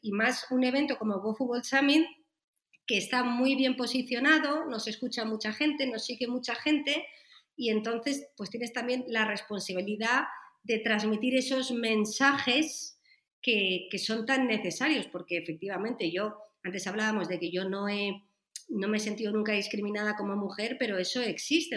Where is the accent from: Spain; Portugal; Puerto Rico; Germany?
Spain; yo soy española, vivo aquí en España